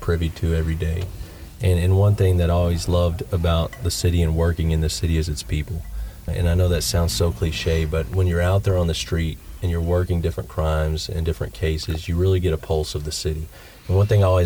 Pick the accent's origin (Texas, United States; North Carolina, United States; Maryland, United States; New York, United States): Texas, United States; Dallas-Fort Worth area; moved away as an adult; now in Tyler, United States; I come from the Dallas-Fort Worth area